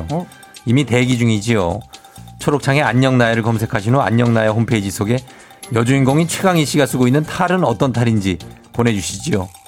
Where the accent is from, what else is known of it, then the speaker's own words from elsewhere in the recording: Busan, South Korea; 저 부산 유랑여중 출신이에요.